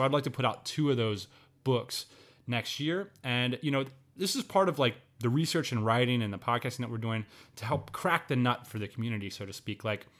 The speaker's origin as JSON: {"language": "English", "region": "Pennsylvania", "country": "United States", "tie": "born or raised there", "said": "I grew up in Central Pennsylvania, man."}